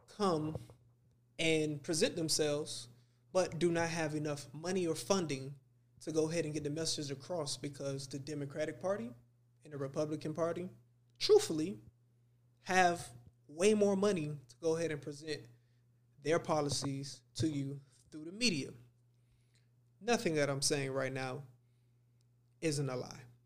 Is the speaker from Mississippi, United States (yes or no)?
no; Miami, Florida, United States; I grew up in Dade County.